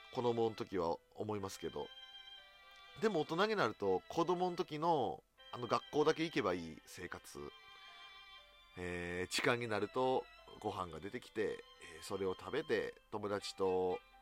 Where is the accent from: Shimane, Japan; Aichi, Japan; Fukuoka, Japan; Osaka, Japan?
Osaka, Japan; 地元大阪